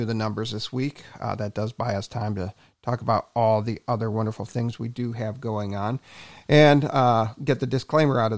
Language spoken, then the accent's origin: English; Cleveland, Ohio, United States; I grew up in the Cleveland area.